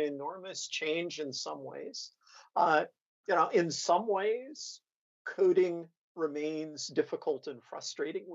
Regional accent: central Nebraska, United States; also born or lived in Greece / United Kingdom / Indiana / Texas; now in Chicago, United States; I grew up in central Nebraska

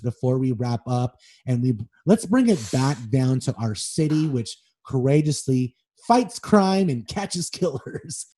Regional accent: Los Angeles, California, United States; I grew up on Melrose and Wilcox until I was about seven years old

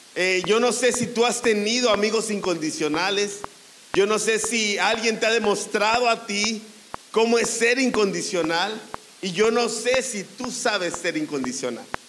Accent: Mexico; nosotros como mexicanos

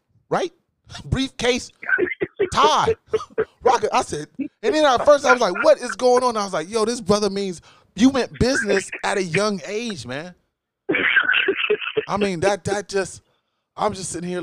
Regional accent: Newark, Ohio, United States; We come from Newark, Ohio. Not New Jersey, people. Newark, Ohio

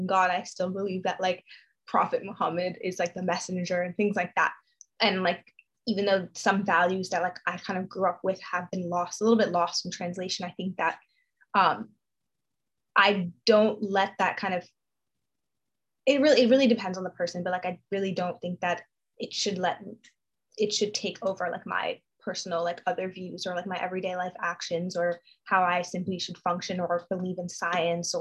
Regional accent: New York, United States; I grew up in New York

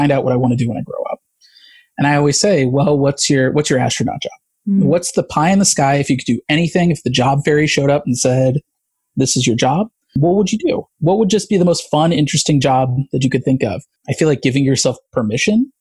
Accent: Midwest, United States; now in Los Angeles, United States; I grew up in the Midwest

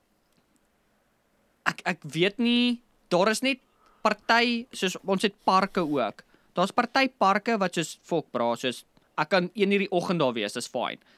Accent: South Africa; ons is nou Afrikaners, Suid-Afrikaners

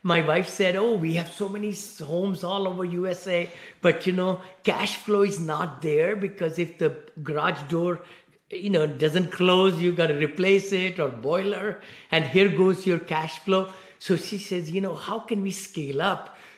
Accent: India; moved away as an adult; also born or lived in Ohio, United States; now in Danville, United States; I live in the Bay Area, right here near San Francisco in Danville, Blackhawk. And I came from India from many years back. I grew up in one-bedroom apartment, you know, with six siblings

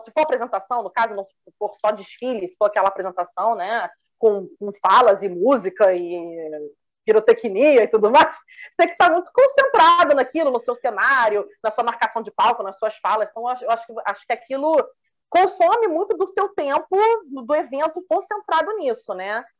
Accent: Rio de Janeiro, Brazil; Sou do Rio

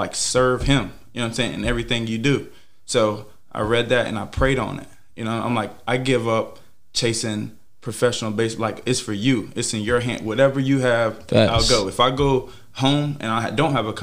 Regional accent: Pitt County, North Carolina, United States; I come from Pitt County

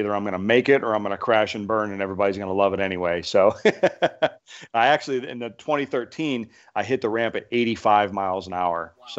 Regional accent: Canfield, Ohio, United States; Canfield, my hometown.

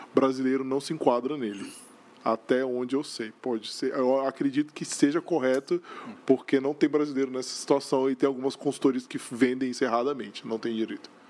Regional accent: Brazil; moved away as an adult; now in Canada; eu só sou brasileiro

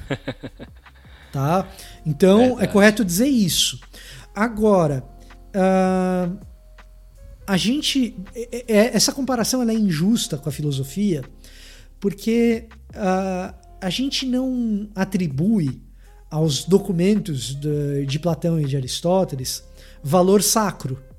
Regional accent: Salvador, Bahia, Brazil; tô falando para você que eu sou soteropolitano. Você pode não acreditar pelo meu sotaque, mas eu sou.

